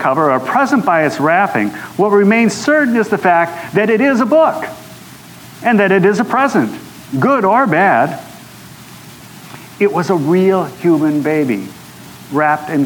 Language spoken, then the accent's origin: English; Wisconsin, United States; growing up in Wisconsin